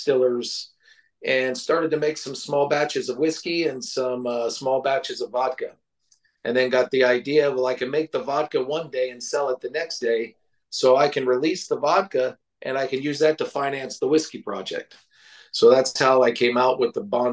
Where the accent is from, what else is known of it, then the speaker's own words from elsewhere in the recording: Ireland; moved away; growing up in Ireland